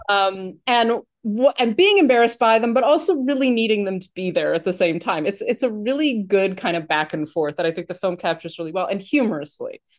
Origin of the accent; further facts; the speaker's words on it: New York, United States; I'm from New York and, like, we don't have above ground pools that much